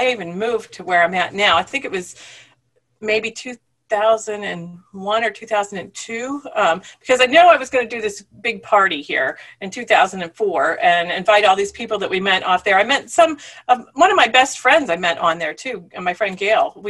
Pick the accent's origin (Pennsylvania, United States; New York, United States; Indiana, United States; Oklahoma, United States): Pennsylvania, United States; Punxsutawney; moved away as an adult; also born or lived in Richmond, Virginia / Huntingdon, Pennsylvania; I grew up in Punxsutawney, Pennsylvania, home of Groundhog Day